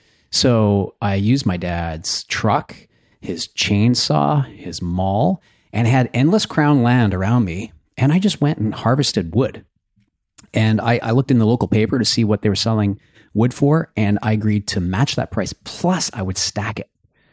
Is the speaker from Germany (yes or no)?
no; Red Deer, Alberta, Canada; I grew up in Alberta.